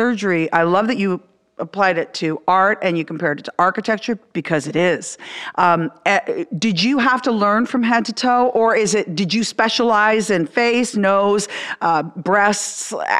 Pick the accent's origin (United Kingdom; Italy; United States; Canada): Canada; when I was growing up in Canada